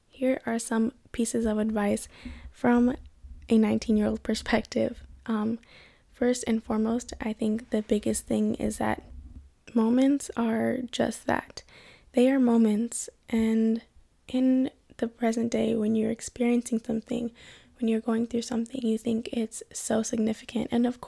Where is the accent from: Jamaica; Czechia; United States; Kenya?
Kenya; and then of course I'm from Kenya.